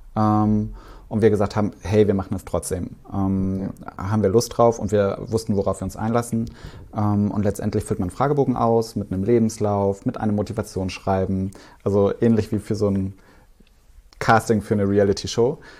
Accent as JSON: {"language": "German", "area": "Swabia", "region": "Baden-Württemberg", "country": "Germany", "tie": "born or raised there", "said": "ich bin ja im Schwabeländler groß geworden"}